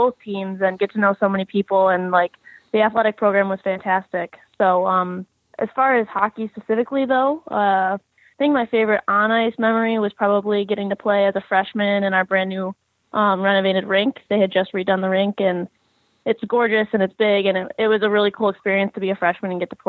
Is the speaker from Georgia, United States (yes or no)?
no; Rochester, New York, United States; I'm originally from Rochester, New York, and I started playing when I was about 3 years old. I've lived in Rochester my entire life